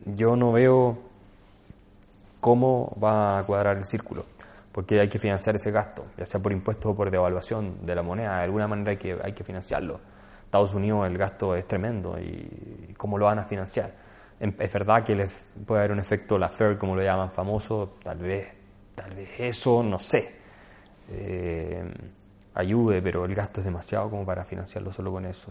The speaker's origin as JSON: {"language": "Spanish", "country": "Chile"}